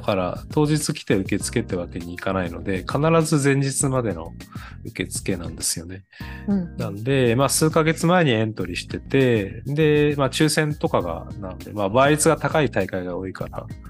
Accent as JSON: {"language": "Japanese", "town": "Kanazawa", "region": "Ishikawa", "country": "Japan", "tie": "born or raised there", "said": "うちの地元の金沢マラソン"}